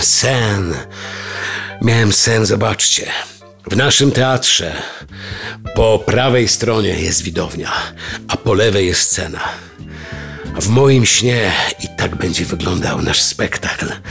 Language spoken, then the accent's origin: Polish; Strzelce Opolskie, Opole Voivodeship, Poland; jestem młodym aktorem w małym mieście Strzelce Opolskie